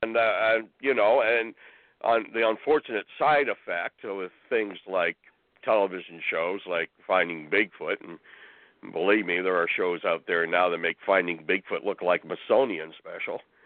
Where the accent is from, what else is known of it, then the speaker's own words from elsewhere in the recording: northern Ontario, Canada; moved away as an adult; also born or lived in Calgary, Alberta; I was born in northern Ontario, in an area uh, in Bangkok, Ontario, and all the time I lived in Ontario